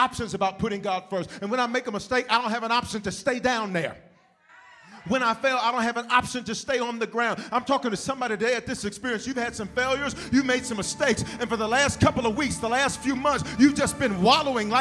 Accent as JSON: {"language": "English", "town": "Memphis", "region": "Tennessee", "country": "United States", "tie": "born or raised there", "moved": "yes", "lives_now": "Denver, United States", "said": "I'm born in Denver, raised in the South, raised in Memphis. That's why I claim the South"}